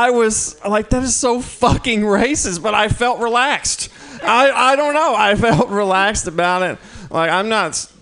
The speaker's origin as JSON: {"language": "English", "region": "Mississippi", "country": "United States", "moved": "yes", "said": "I'm from Mississippi"}